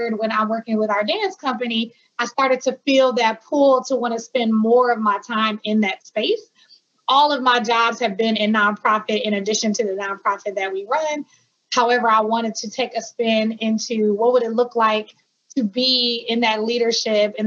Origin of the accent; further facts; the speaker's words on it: Milwaukee, Wisconsin, United States; also born or lived in Hampton, Virginia; I am from Milwaukee, Wisconsin. My family is also from Milwaukee, Wisconsin as well, even though we have some roots in Mississippi. But we were in Milwaukee my whole life